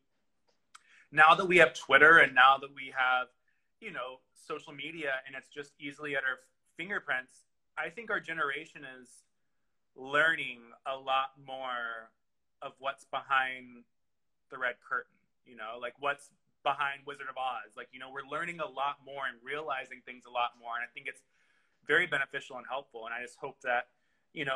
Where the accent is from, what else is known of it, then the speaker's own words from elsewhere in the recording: the South, United States; I grew up in the South